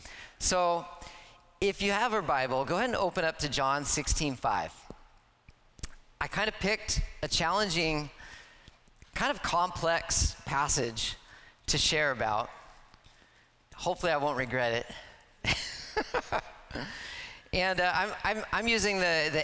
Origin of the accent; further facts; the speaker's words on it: Stanwood, Washington, United States; now in Tacoma, United States; I grew up in Stanwood.